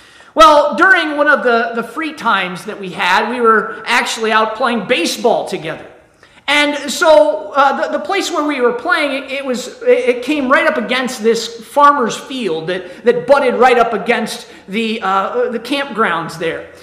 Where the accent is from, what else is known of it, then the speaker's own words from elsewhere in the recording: Ohio, United States; I'm from Ohio